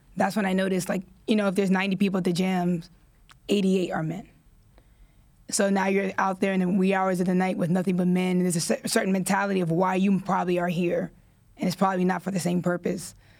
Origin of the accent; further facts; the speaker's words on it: New York City, New York, United States; I was born and raised in Washington Heights, New York